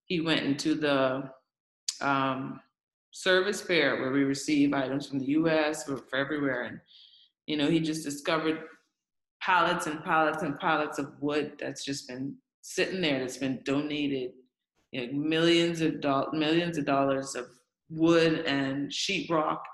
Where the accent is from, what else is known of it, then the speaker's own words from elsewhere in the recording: Grand Bahama, Bahamas; now in Abaco, Bahamas; I'm a Bahamian first, but I'm from Grand Bahama.